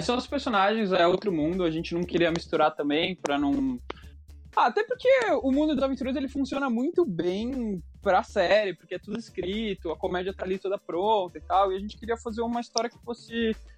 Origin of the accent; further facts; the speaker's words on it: Brazil; como brasileiro